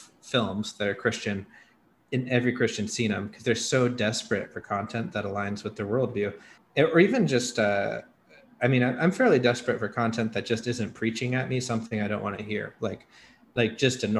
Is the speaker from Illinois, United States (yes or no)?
no; Seattle, Washington, United States; I'm from Seattle